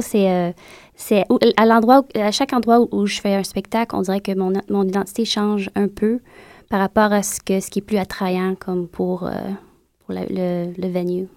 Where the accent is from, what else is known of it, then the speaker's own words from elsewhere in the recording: Montreal, Quebec, Canada; moved away as an adult; now in United States; quand j'ai quitté Montréal, c'était en 2004